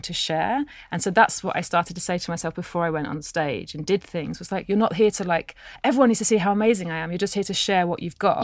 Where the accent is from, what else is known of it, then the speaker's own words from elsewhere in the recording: England, United Kingdom; I was born in England